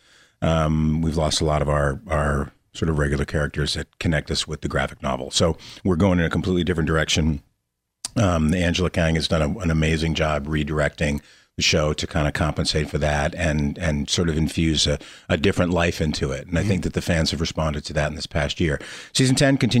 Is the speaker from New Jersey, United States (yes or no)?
yes; Lakewood, New Jersey, United States; I grew up in Lakewood, New Jersey, and the lake used to freeze over